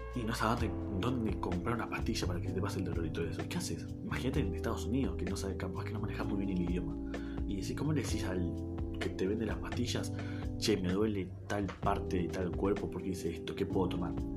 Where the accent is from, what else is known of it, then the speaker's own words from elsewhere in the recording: Neuquén, Argentina; yo soy de Argentina, del Buquén Capital, eh, una provincia al sur del país de Argentina